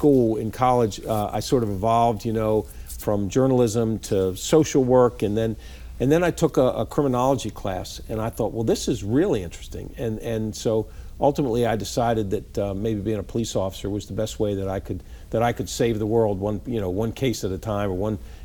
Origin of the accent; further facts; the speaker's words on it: Baltimore, Maryland, United States; I grew up in Baltimore City